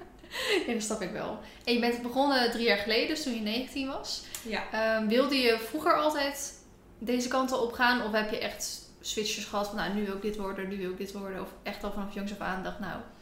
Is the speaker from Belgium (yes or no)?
no; near Rotterdam, South Holland, Netherlands; now in Ede, Netherlands; oorspronkelijk kom ik uit de buurt van Rotterdam